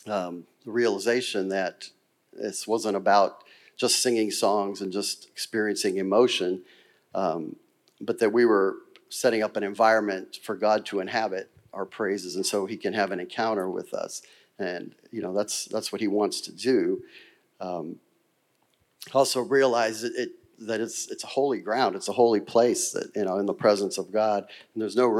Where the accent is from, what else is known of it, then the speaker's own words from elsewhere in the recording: Girard, United States; I grew up Catholic in St. Rose Church in Girard, and I went to grade school there